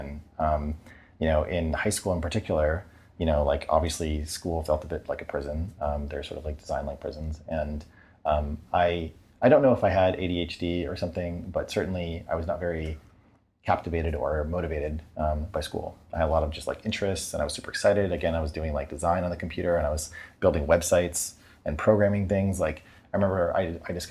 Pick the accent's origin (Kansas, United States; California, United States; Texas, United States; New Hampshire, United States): New Hampshire, United States; I grew up in New Hampshire